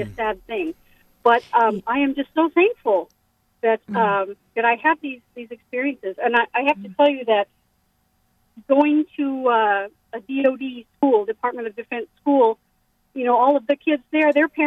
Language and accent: English; Bangkok, Thailand; born there; I was very fortunate to have been born and raised overseas um, I was born in Bangkok.